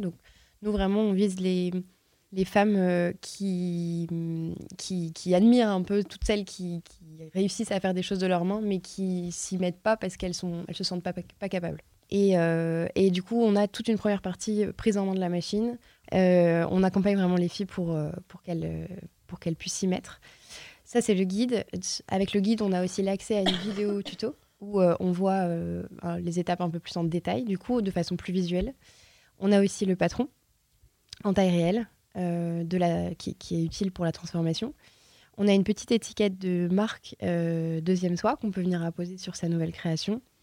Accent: Lille, Hauts-de-France, France; je suis lilloise

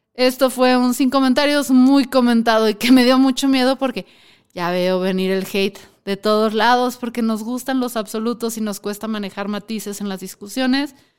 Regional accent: Mexico; somos los mexicanos

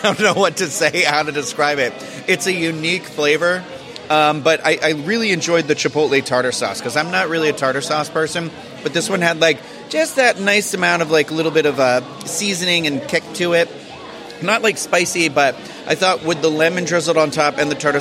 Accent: Cape Cod, New England, Massachusetts, United States; I am from New England, specifically from like a Cape Cod area

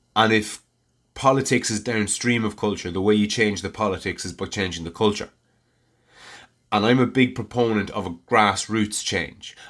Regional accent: Ireland; I'm Irish and I live in Ireland

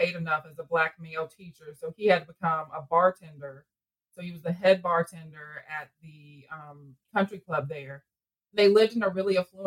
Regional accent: Griffin, Georgia, United States; accent: southern drawl; I'm from a small town outside of Atlanta, Georgia, called Griffin, Georgia. It's a very southern rural town, and I'm sure you can all hear my accent

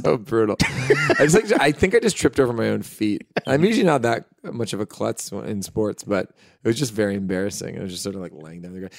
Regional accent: Hamilton, Ontario, Canada; We're actually from Hamilton

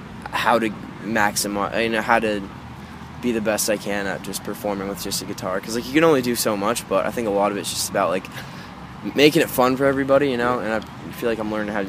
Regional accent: Lindsay, Ontario, Canada; Yeah, I live. It's called Lindsay, Ontario. It's a very small town, so I just say Toronto.

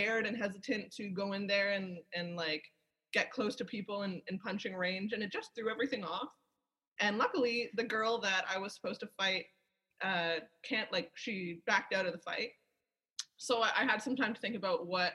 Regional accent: Toronto, Ontario, Canada; I'm from Toronto

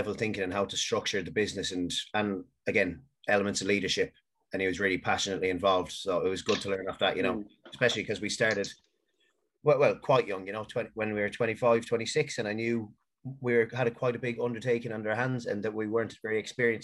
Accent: Galway, Connacht, Ireland; also born or lived in Manchester, United Kingdom; I lived in Manchester until I was 10, and then I moved to Galway

